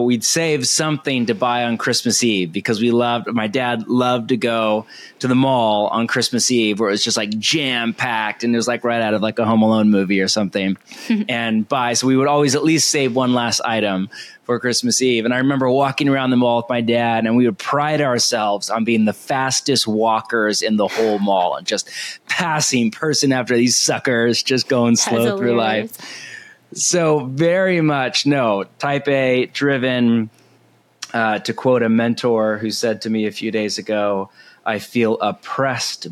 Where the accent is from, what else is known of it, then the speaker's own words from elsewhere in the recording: California, United States; moved away as an adult; also born or lived in Portland, Oregon; I am from the West Coast, born and raised in California